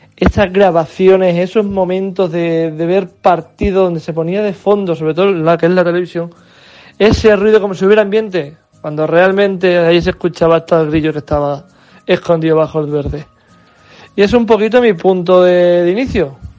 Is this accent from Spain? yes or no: yes; Spain; como buenos españoles